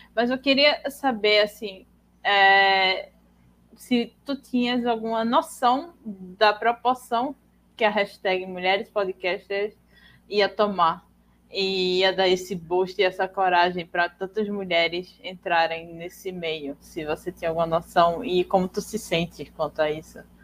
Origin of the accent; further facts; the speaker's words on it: Northeast Brazil, Brazil; Eu sou a nordestina